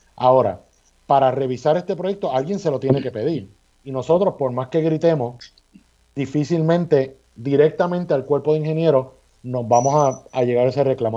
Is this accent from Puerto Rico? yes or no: yes; Puerto Rico; somos los puertorriqueños y puertorriqueñas que estamos en las posiciones de gobierno